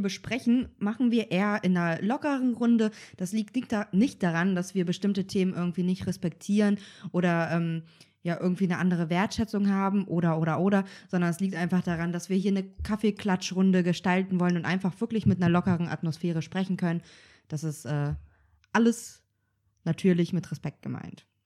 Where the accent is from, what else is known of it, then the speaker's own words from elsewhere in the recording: Kazakhstan; moved away; ich bin ähm, auch auf dem Bauernhof aufgewachsen und wir hatten ja so eigene, in Kasachstan